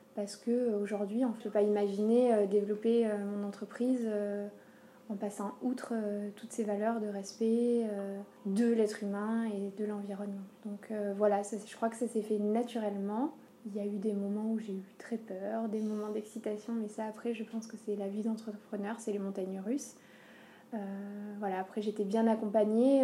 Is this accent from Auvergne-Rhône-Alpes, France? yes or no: yes; Aurillac, Auvergne-Rhône-Alpes, France; je suis, je suis d'Auvergne, je suis d'Aurillac.